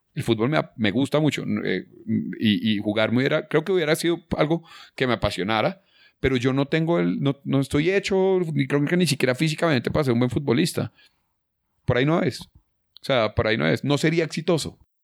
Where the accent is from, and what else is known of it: Colombia